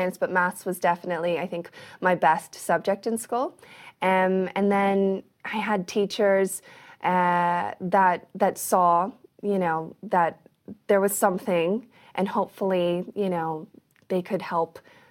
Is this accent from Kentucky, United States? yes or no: yes; Kentucky, United States; born there; I was born in like the most random place ever. I was born in Kentucky.